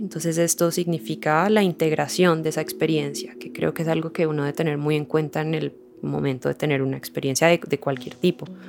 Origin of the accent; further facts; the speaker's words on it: Cali, Valle del Cauca, Colombia; moved away as an adult; also born or lived in Uruguay; Yo soy caleña y viví en Cali por ahí hasta los 21, 22